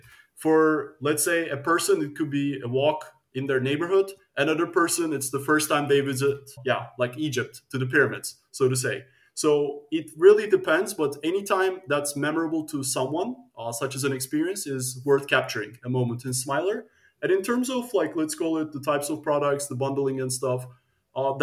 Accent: Turkey; also born or lived in United States / Netherlands; now in Amsterdam, Netherlands; I'm originally from Turkey

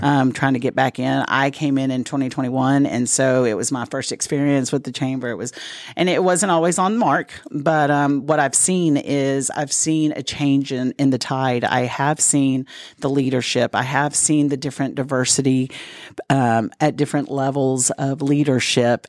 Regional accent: Dallas, Texas, United States; moved away as an adult; now in Corpus Christi, United States; I was raised in the Dallas-Fort Worth area

